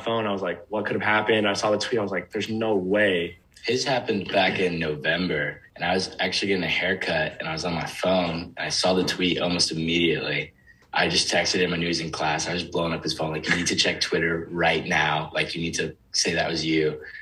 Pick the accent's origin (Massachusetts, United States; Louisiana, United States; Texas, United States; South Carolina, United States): Texas, United States; Round Rock; also from Round Rock